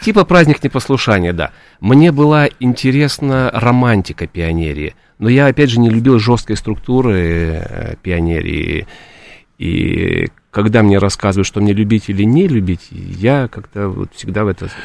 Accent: Odesa, Odesa Oblast, Ukraine; moved away as an adult; also born or lived in Kyiv; now in Moscow, Russia; После Киева, после театрального института я вернулся и работал в Одессе

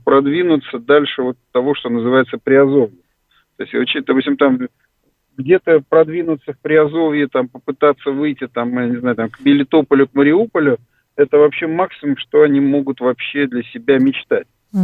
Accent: Ukraine; now in Russia; я рос на Украине

